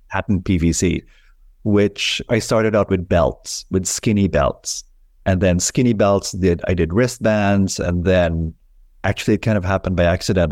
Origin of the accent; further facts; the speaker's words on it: Philippines; moved away as an adult; now in New York, United States; I was born in the Philippines when I moved to New York in nineteen eighty-nine.